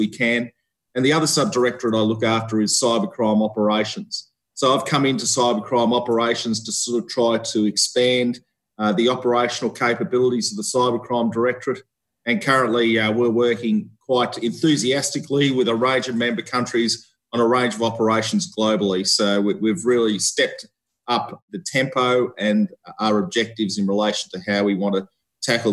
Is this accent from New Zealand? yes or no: no; Australia; moved away as an adult; also born or lived in Victoria, Australia / Canberra, Australia; I'm an Australian seconded officer.